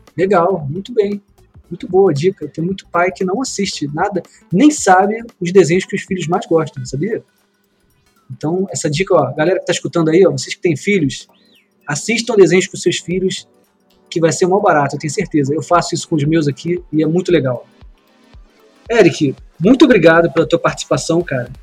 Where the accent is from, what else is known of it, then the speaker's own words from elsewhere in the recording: Brazil; A gente, como brasileiro